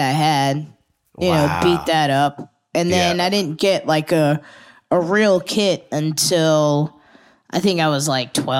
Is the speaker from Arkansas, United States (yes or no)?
no; Germantown, Maryland, United States; also born or lived in Fredericksburg, Virginia; I was born in Fredericksburg, but I grew up in Maryland.